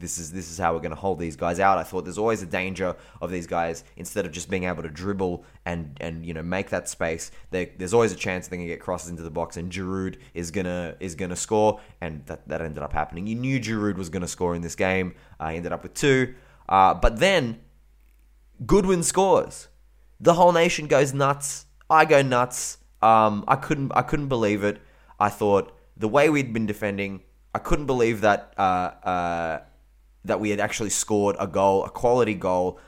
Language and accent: English; Australia; I'm fucking Australian